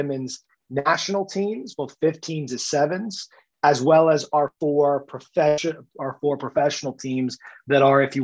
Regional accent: United States; accent: American; moved away as an adult; now in Ireland; as you can hear with my accent, had me start in the United States

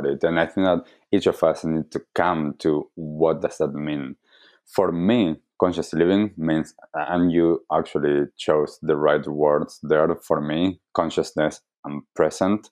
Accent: Argentina; I grew up in Argentina

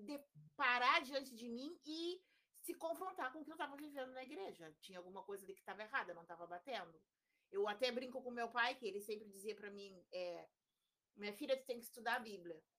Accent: Rio Grande, Rio Grande do Sul, Brazil; now in Porto Alegre, Brazil; Aí eu vim embora para Porto Alegre, né? vim de Rio Grande para Porto Alegre.

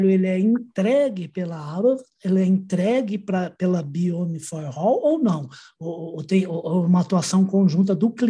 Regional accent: Minas Gerais, Brazil; eu já sou mineiro

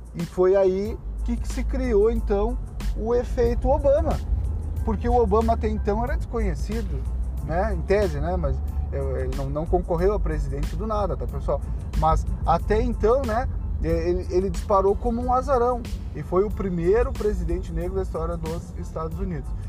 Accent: Rio Grande do Sul, Brazil; eu sou do Rio Grande do Sul

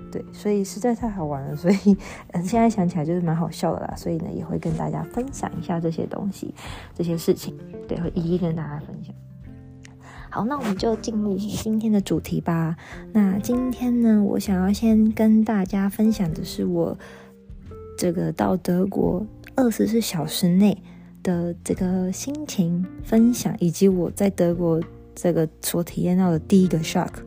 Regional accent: Taiwan; moved away as an adult; now in Göttingen, Germany; 身为台湾人

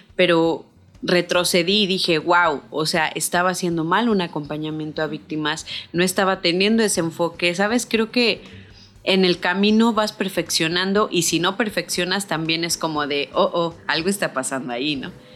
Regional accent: San Luis Potosí, Mexico; moved away as an adult; now in Cancún, Mexico; yo nací en San Luis Potosí, eh, me fui a Cancún

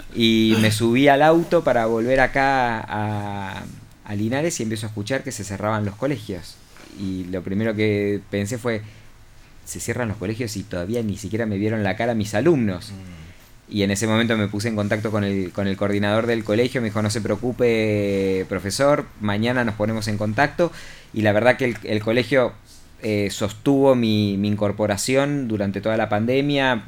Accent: Argentina; moved away as an adult; also born or lived in Cipolletti, Río Negro; now in Chile; para nosotros en Argentina

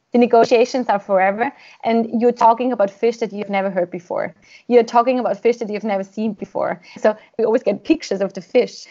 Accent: Austria; I am from Austria

